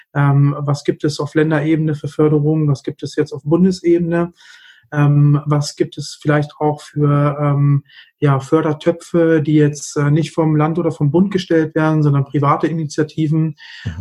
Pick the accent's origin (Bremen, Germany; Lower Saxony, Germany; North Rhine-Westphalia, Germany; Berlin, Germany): Lower Saxony, Germany; Hanover; komme aus Hannover